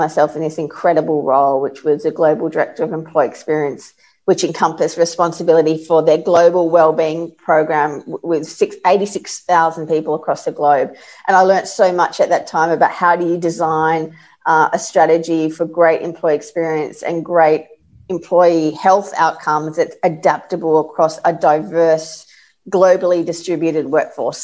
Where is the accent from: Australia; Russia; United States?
Australia; Sydney, New South Wales; moved away as an adult; now in Melbourne, Australia; I grew up in Sydney